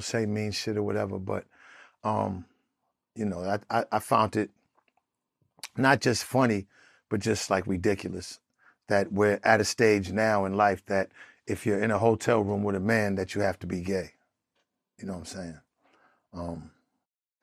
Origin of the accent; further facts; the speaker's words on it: Boston, Massachusetts, United States; moved away; also born or lived in Atlanta / California; when I grew up in Boston in Four Corners, Prez